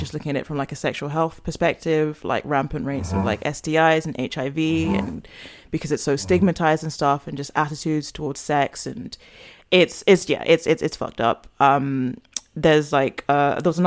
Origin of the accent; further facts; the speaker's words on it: Ghana; as a Ghanaian, like I love the culture